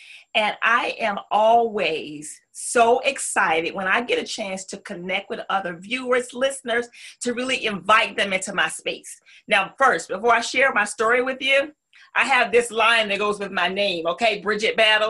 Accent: the South, United States; accent: Southern; And because I'm from the South, my accent always, you know, the topic of conversation in the corporate world.

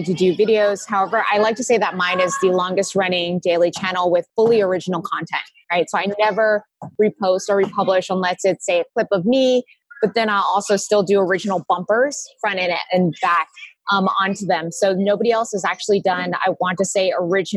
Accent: Silicon Valley, California, United States; I grew up in Silicon Valley

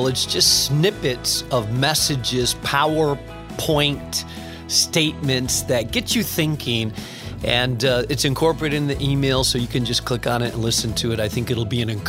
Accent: Spain; When I grew up in Spain, Spain was an extremely difficult place to plant a church.

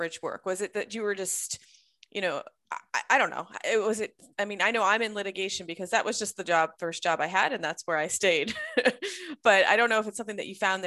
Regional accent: Connecticut, United States; I grew up in Connecticut

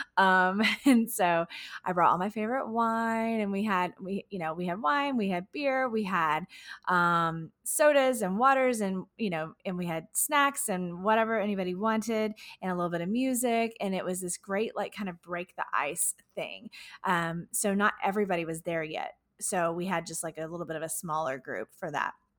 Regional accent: Houston, Texas, United States; my, my hometown, Houston, Texas.

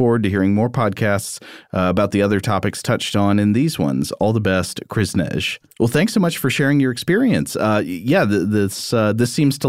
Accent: Canada; Yes, I'm Canadian.

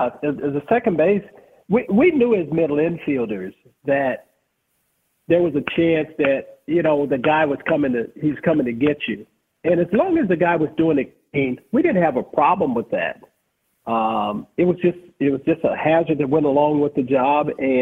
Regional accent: Los Angeles, California, United States; I grew up in Los Angeles

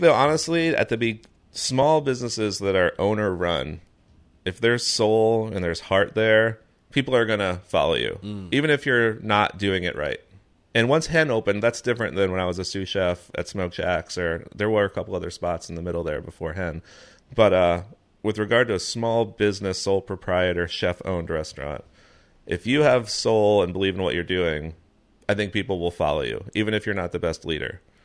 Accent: Fort Lauderdale, Florida, United States; moved away; also born or lived in North Carolina; growing up in Florida, actually, we had the Everglades just down the street, the beach on the other side, the Keys to the south

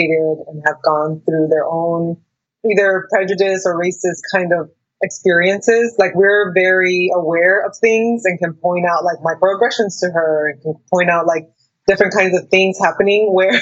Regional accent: Mexico; moved away; I grew up in Mexico for most of my childhood, and so I learned how to read and write Spanish

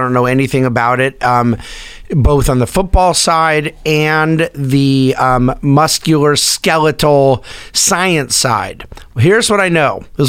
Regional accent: United States; being an American

